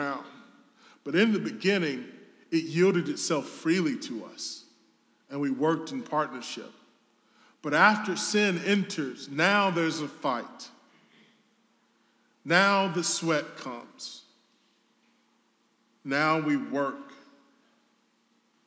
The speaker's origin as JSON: {"language": "English", "region": "the South", "country": "United States", "said": "I'm from the South."}